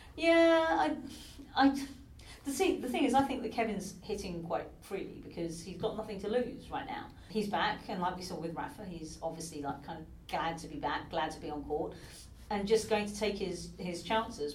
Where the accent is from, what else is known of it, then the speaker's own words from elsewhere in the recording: United Kingdom; even being a Brit